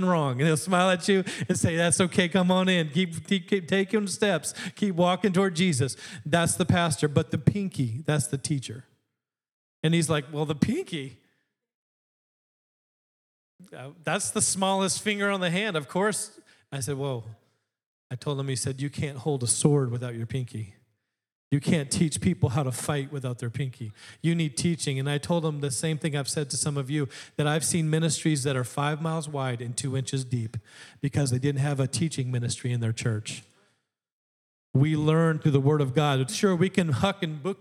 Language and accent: English; Alaska, United States; I grew up in Alaska